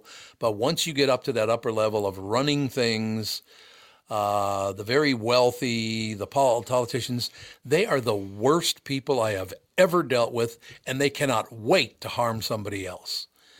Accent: Minnesota, United States; I grew up in Minnesota. I love Minnesota. I still love the people of Minnesota.

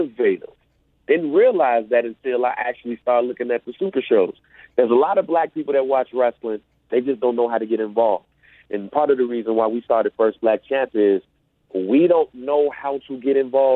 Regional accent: Freeport, Illinois / west side of Chicago, United States; We're two guys from Freeport, Illinois, and from the west side of Chicago

